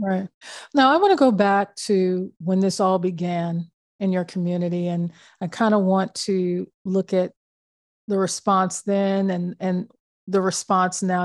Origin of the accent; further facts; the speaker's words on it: Midwest, United States; we're both uh, Midwestern born people